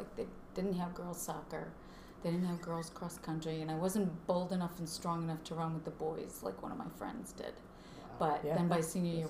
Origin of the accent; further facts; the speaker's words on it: Chicago, Illinois, United States; I'm from Chicago.